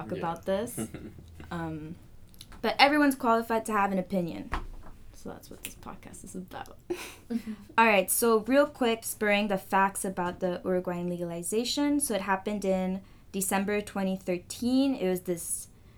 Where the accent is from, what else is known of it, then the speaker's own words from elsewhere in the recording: Canada; I'm from Chile, second generation. My parents are from there, but I'm born and raised here